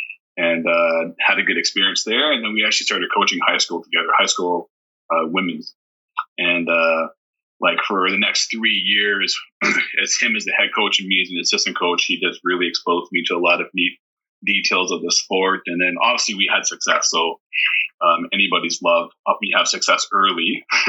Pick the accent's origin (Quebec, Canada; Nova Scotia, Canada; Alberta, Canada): Alberta, Canada; Sherwood Park; moved away as an adult; also born or lived in Waterloo, Ontario; now in Ontario, Canada; I grew up in Sherwood Park in Alberta, where it was a really strong athletic community.